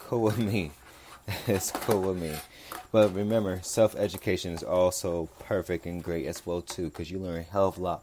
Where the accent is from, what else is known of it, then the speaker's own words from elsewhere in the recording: Los Angeles, California, United States; I'm from South Central California, so I really do not live too far from USC